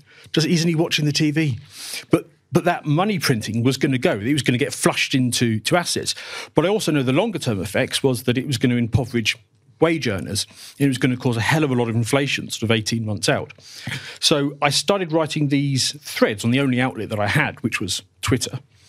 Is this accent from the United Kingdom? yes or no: yes; United Kingdom; So if it helps, I'm British